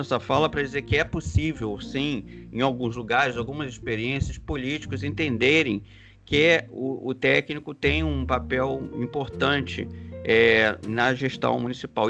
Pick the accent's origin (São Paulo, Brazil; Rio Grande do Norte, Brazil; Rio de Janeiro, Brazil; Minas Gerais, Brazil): Rio de Janeiro, Brazil; also born or lived in Brasília; now in New York, United States; Eu vivi em Brasília e, e sou carioca e agora vivo em uma cidade como Nova York.